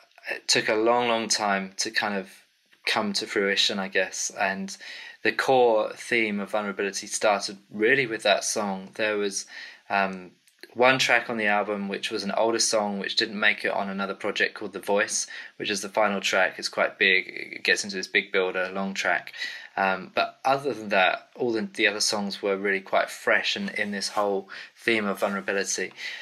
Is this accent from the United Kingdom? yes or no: yes; England, United Kingdom; accent: English; now in Cambridge, United Kingdom; So as you can tell, I'm from the UK. My English accent kind of gives me away, doesn't it?